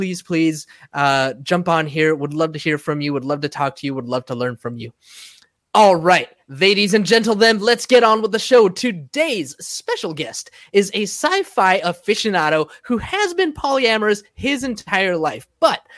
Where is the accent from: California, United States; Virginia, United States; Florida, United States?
California, United States; San Diego; moved away; Joining us today from my hometown and America's finest city, San Diego